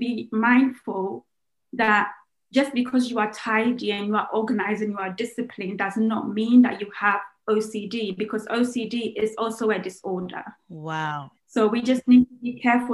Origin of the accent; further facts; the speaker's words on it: Ghana; I'm Ghanaian